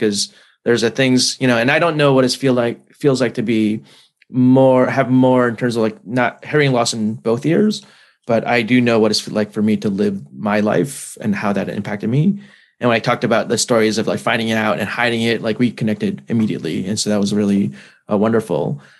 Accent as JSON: {"language": "English", "region": "New Jersey", "country": "United States", "said": "Okay, you got me. I'm from New Jersey."}